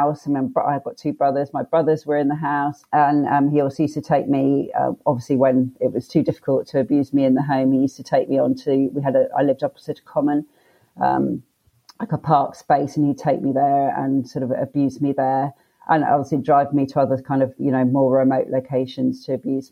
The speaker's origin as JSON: {"language": "English", "region": "London", "country": "United Kingdom", "tie": "born or raised there", "also_born_or_lived": "Leicester / Australia", "said": "So we moved to London from Leicester, which is sort of up more north in the UK, when I was six."}